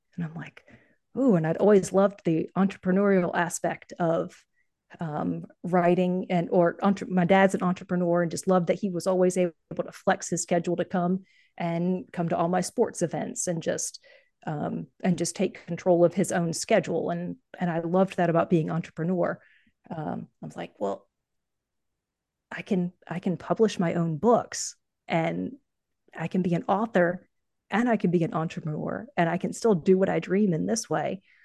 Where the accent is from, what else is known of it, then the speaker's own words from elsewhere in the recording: North Carolina, United States; also born or lived in Ohio; I'm from North Carolina